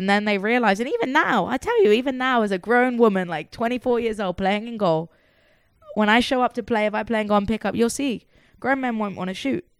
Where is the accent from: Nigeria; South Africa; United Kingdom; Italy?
United Kingdom; England; moved away; growing up in England